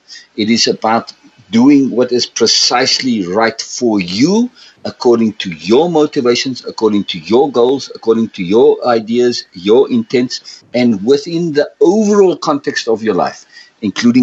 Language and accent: English; South Africa; I grew up in South Africa, and I grew up in three environments